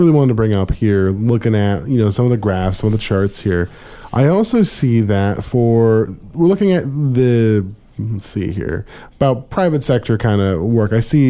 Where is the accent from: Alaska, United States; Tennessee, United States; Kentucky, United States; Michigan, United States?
Alaska, United States; Anchorage; to reminisce on my childhood of growing up in Anchorage